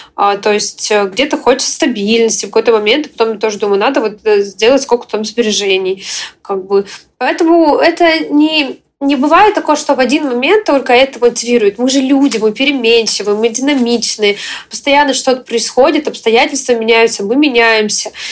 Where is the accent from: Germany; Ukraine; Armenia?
Ukraine; also born or lived in Russia; now in United States; я украинка, я в момент, э, когда началась война, все началось, я уехала из э, Российской Федерации